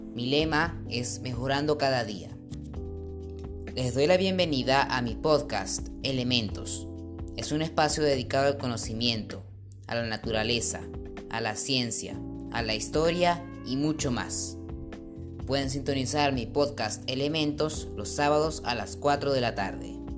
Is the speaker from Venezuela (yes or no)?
yes; Venezuela; Soy un joven venezolano